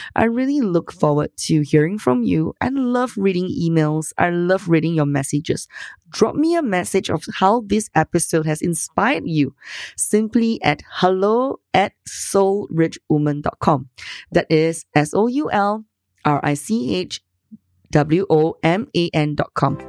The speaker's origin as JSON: {"language": "English", "country": "Singapore", "said": "I'm from Singapore."}